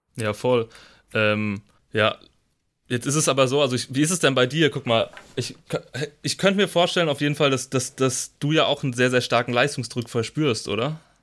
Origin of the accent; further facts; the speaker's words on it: Rhine-Main area, Germany; ich komme auch aus dem Rhein-Main-Gebiet